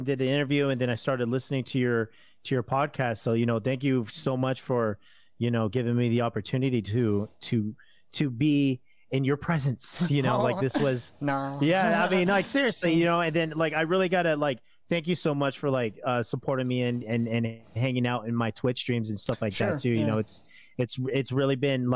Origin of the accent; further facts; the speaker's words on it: San Diego, California, United States; I am from San Diego